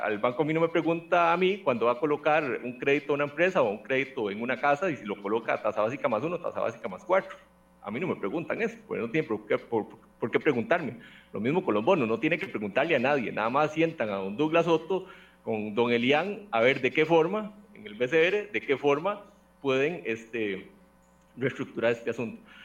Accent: Costa Rica; como costarricense

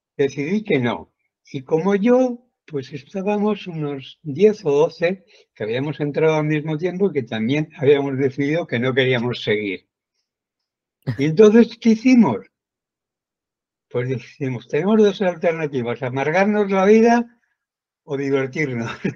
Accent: a village in central Spain, Spain; now in Puerto de la Cruz, Spain; Yo nací en un pueblo del centro de España, pero muy alejado de, de las grandes urbes

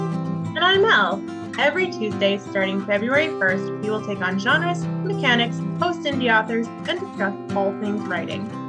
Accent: Canada; I'm Canadian

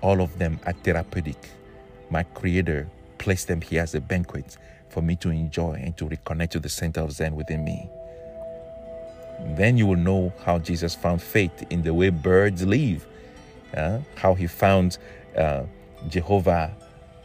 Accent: Togo; I'm from Togo, West Africa.

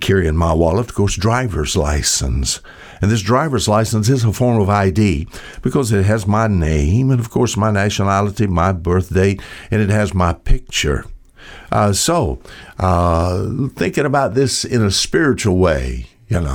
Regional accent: United States; I'm an American

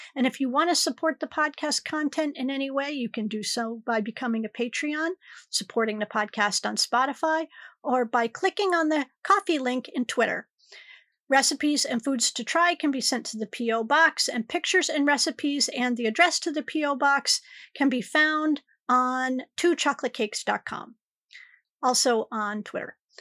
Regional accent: Connecticut, United States; I'm from Connecticut

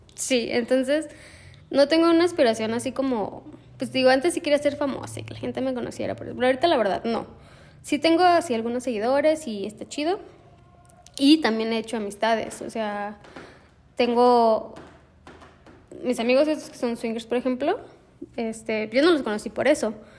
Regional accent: Guadalajara, Jalisco, Mexico; moved away as an adult; now in Celaya, Mexico; soy de Guadalajara. Estudié artes visuales en la Universidad de Guadalajara, mi alma mater.

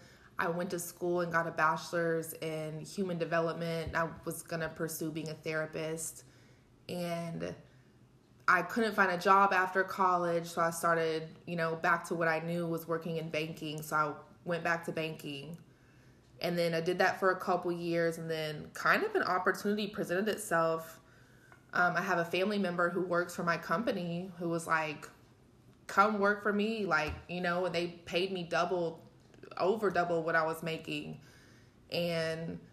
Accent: Wylie, Texas, United States; I'm from Wiley. I met Bianca in Wiley since high school

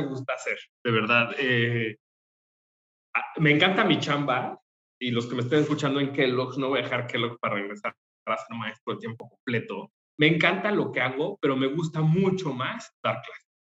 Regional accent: Aguascalientes, Mexico; moved away as an adult; also born or lived in Mexico City; now in Querétaro, Mexico; toda mi vida, desde los 5 años hasta los 28 años, crecí en el Bello Aguascalientes

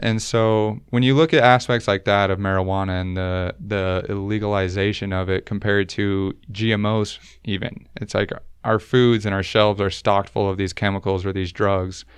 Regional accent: Utah, United States; I was never baptized growing up in Utah

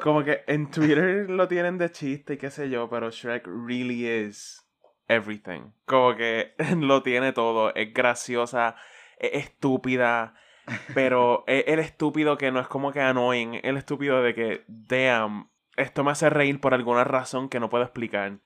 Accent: Caguas, Puerto Rico; yo soy de Cagua

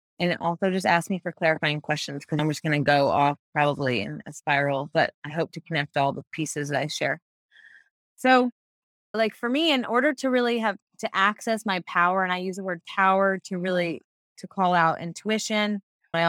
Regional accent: United States; I'm raised in a country with primarily patriarchal religion being the supreme

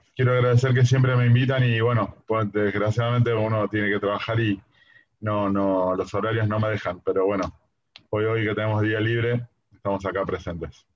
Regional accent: Argentina; los argentinos somos muy buenos marineros

